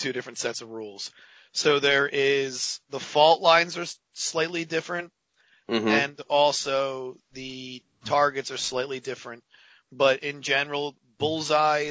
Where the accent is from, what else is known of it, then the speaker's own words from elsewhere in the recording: Philadelphia, Pennsylvania, United States; I'm from Philadelphia